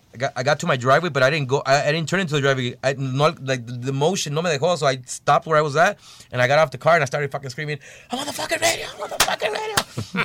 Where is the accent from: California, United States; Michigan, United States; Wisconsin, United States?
California, United States; Bell; we're from Bell, California, and a little small city